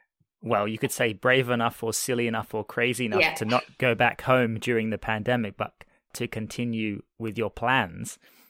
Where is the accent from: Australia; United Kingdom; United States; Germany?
Australia; The highest I've ever been climbing is not actually that high because I'm from Australia and we have a high mountain.